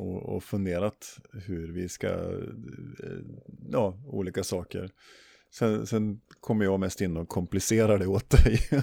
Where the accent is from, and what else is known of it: Sweden